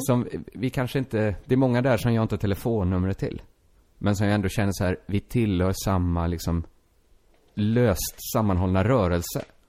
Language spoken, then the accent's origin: Swedish; Sweden; first language Swedish; du och jag, vi är födda i Sverige